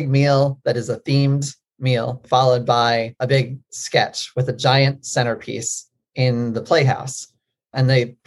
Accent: Maryland, United States; I grew up in Maryland

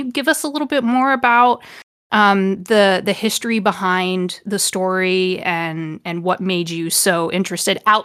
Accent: Ohio, United States; grew up in the Midwest, I'm from Ohio.

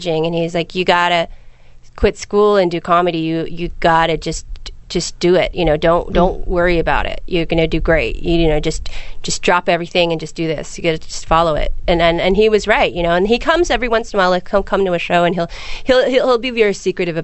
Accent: San Francisco, California, United States; I'm from San Francisco, which is very similar to Portland

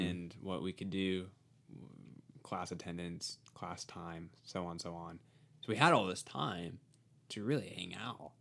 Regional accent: near Sacramento, Northern California, United States; also born or lived in Arizona; I grew up in California because that's where I went to middle school and high school

